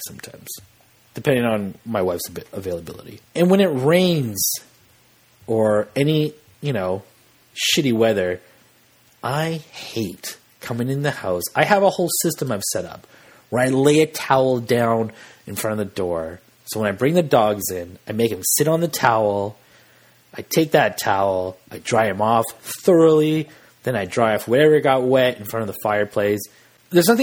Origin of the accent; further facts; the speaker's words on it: Western Canada, Canada; we're Canadian in the West